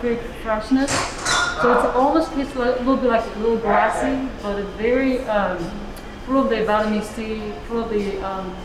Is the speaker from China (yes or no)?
yes; China; now in Kansas City, United States; I'm from China, so we're the birthplace of the tea